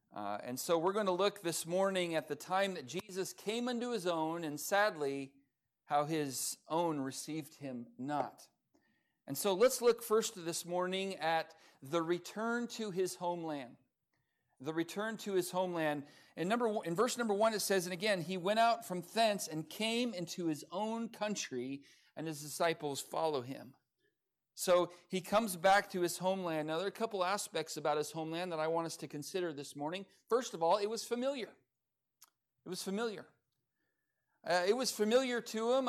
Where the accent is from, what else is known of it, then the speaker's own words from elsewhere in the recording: Lancaster, California, United States; moved away as an adult; also born or lived in Ventura, California; now in Oklahoma, United States; I was born in Ventura, and I grew up in the high desert of Lancaster, California